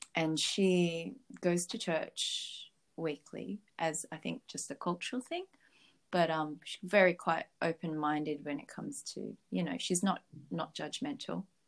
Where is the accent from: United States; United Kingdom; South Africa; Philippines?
Philippines; now in Australia; I was born in Philippines, so I was a very strict Catholic back then